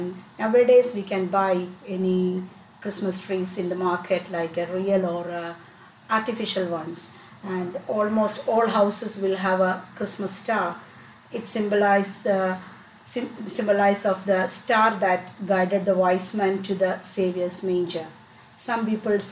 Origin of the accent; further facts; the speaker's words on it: Kerala, India; now in United Kingdom; I'm from India, southern part of India, the place called Kerala